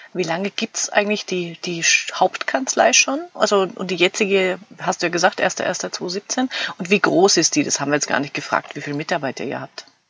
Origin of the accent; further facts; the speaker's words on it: Fürth, Bavaria, Germany; ihr kommt aus Fürth, mein Heimatort.